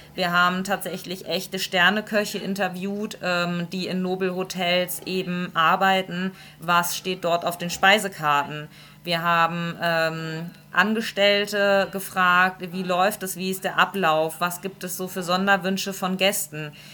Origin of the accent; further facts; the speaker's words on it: Lower Saxony, Germany; now in Stuttgart, Germany; Ich komme tatsächlich ursprünglich ganz aus dem Norden, aus Niedersachsen